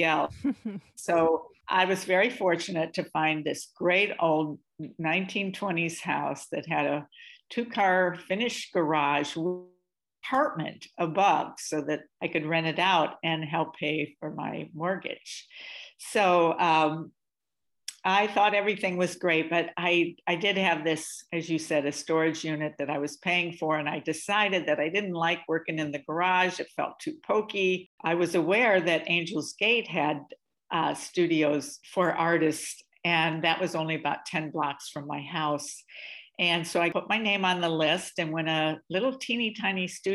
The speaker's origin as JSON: {"language": "English", "town": "Evansville", "region": "Indiana", "country": "United States", "tie": "born or raised there", "also_born_or_lived": "Bay Area / San Pedro", "moved": "yes", "said": "I was raised in the Midwest. I'm from Evansville, Indiana, which is where I spent most of my life."}